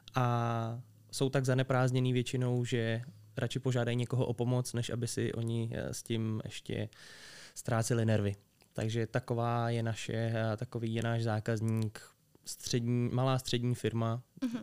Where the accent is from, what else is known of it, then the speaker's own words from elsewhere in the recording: Liberec, Liberec Region, Czechia; jsem z Liberce